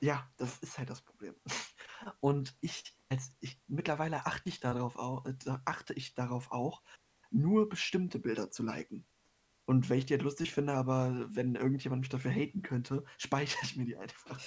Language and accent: German; Germany; bei uns in Deutschland